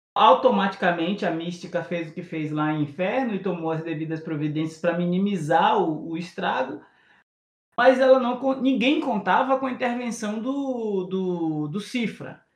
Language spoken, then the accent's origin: Portuguese; Bahia, Brazil; Eu sou preto, sou baiano